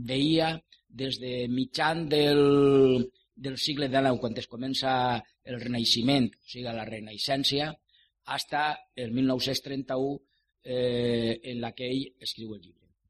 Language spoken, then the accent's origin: Catalan; Valencian Community, Spain; Que la pàtria dels valencians es diu Catalunya. Que els valencians som catalans de València.